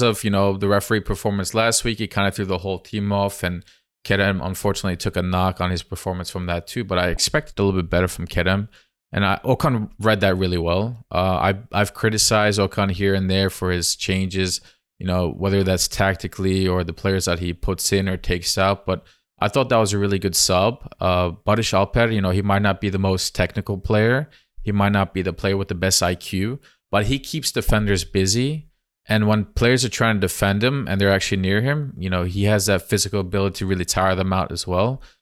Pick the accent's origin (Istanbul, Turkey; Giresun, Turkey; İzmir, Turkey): Giresun, Turkey; I am from Gerasund